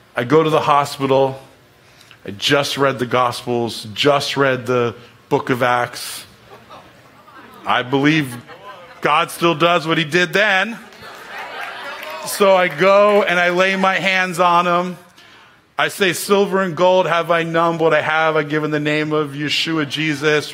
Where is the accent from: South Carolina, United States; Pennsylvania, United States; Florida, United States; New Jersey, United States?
New Jersey, United States; I grew up in the Holy Land, New Jersey